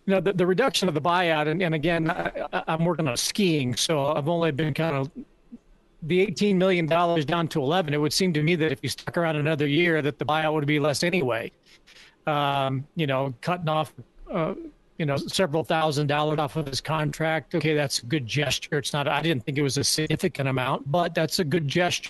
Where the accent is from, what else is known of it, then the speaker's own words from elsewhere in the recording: Nebraska, United States; I'm from Nebraska